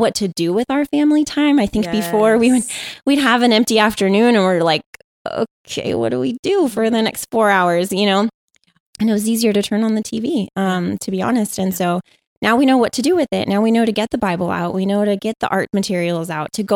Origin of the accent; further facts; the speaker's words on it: San Diego, California, United States; I was born and raised in San Diego.